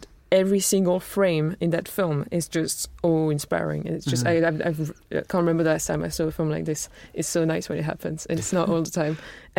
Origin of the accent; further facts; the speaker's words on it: France; my parents are not all like into film, and they weren't even born in France, so like, we're just kind of living there. And because I'm not from the UK